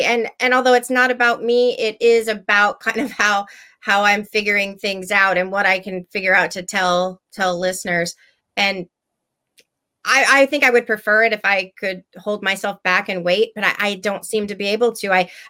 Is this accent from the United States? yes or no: yes; Texas, United States; I came from Texas. We have it there.